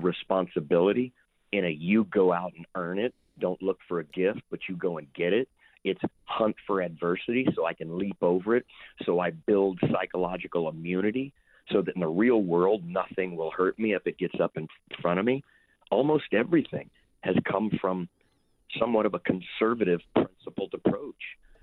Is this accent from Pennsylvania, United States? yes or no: no; Houston, Texas, United States; also born or lived in Lake Charles, Louisiana / Los Angeles; I was born in Lake Charles, Louisiana, grew up in Houston, uh, from when I was three years old all through college